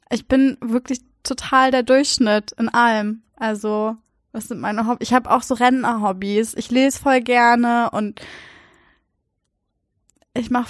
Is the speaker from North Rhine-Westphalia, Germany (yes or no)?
no; Walsrode, Lower Saxony, Germany; ich bin in Walzrode zur Schule gegangen und unsere erste Klassenfahrt ging ähm, zum Jugendhof Idingen, also zehn Kilometer weg.